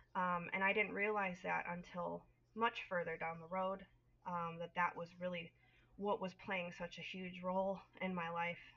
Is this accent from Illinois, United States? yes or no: yes; Northern Illinois, United States; I am from Northern Illinois, raised, born and raised um, in the Midwest